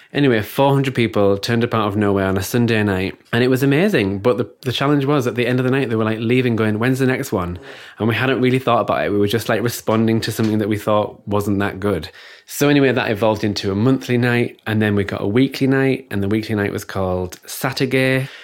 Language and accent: English; Stockton-on-Tees, North East England, United Kingdom; moved away; also born or lived in Newcastle; I'm originally from Stockton, so that's Teesside, near Middlesbrough